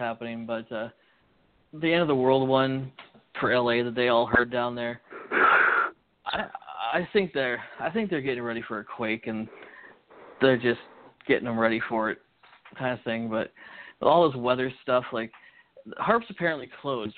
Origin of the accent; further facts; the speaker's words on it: Canada; We're just Canadian